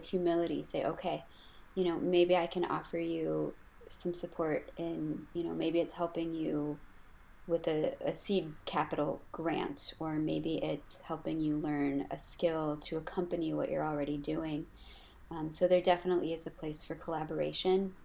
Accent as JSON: {"language": "English", "country": "United States"}